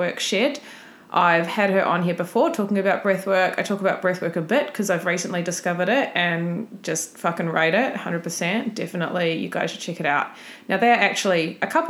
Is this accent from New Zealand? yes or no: yes; New Zealand; moved away; I'm from New Zealand, and I've always gone back home for Christmas